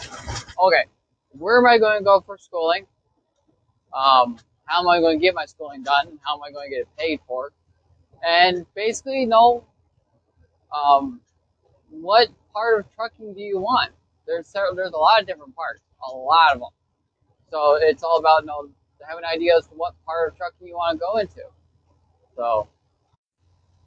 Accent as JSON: {"language": "English", "town": "Chicago", "region": "Illinois", "country": "United States", "said": "I'm from Chicagoland."}